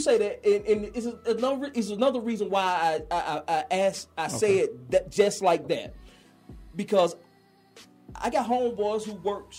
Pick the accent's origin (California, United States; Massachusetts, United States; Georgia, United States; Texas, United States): Georgia, United States; Athens; I'm from Athens, born and raised.